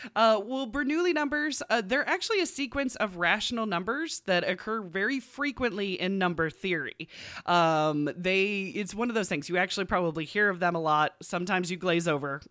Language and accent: English; United States; we're American and not British